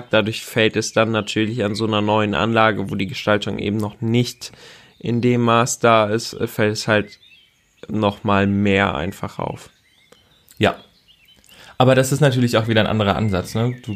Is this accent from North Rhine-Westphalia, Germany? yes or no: no; Baden-Württemberg, Germany; born there; Ich bin gebürtiger Badener.